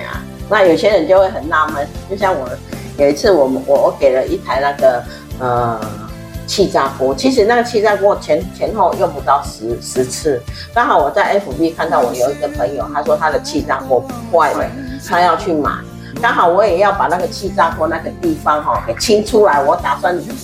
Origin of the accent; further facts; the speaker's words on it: Taiwan; 长桌对我们台湾人吃饭真是挺不方便的